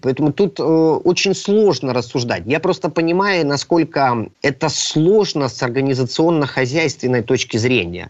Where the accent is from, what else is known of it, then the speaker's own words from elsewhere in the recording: Crimea, Ukraine; я как крымчанин